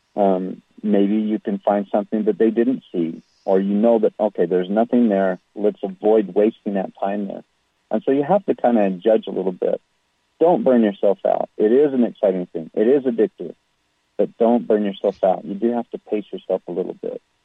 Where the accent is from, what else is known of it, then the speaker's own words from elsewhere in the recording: West Jordan, Utah, United States; also born or lived in Salt Lake City; raised in a suburb called West Jordan